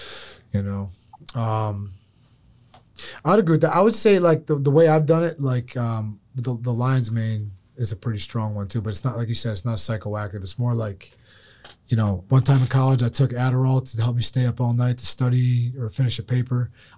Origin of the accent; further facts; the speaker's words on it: Dagestan, Russia; Yeah. We're both from Dagestan?